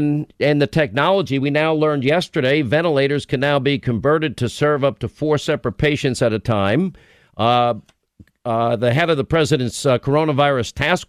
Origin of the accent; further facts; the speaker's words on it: New York, United States; I grew up in New York.